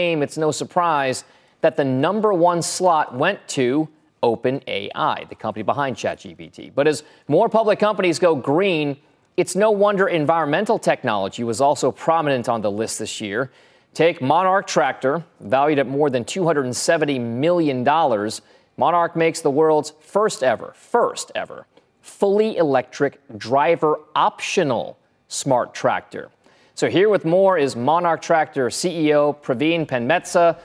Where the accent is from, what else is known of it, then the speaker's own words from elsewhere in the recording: San Ramon, California, United States; moved away; I was born and raised in the East Bay in San Ramon, not far from where you're sitting right now.